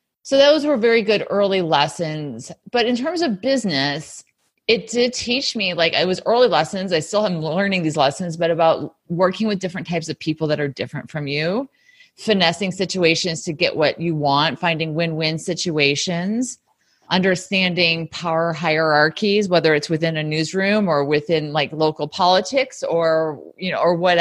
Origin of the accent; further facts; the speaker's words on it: Sycamore, Illinois, United States; moved away as an adult; also born or lived in Valdosta, Georgia; now in New York, United States; I'm from a small town in Illinois, Sycamore, Illinois